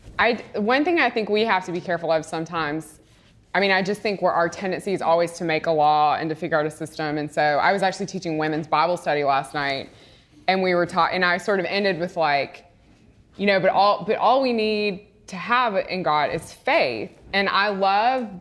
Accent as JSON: {"language": "English", "region": "Mississippi", "country": "United States", "moved": "yes", "lives_now": "Houston, United States", "said": "I'm from Mississippi"}